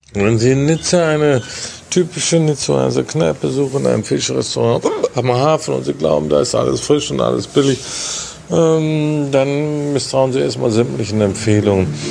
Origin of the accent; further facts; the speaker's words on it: Mönchengladbach, North Rhine-Westphalia, Germany; Hier am Nordpark im wunderschönen Mönchengladbach, wo ich geboren bin und auch arbeite